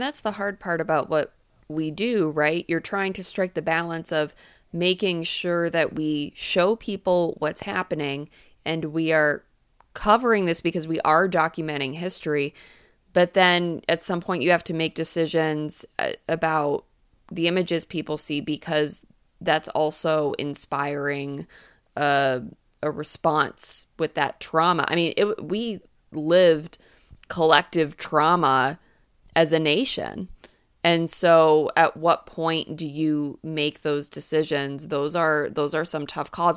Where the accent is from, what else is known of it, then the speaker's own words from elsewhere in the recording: New England, United States; I grew up in New England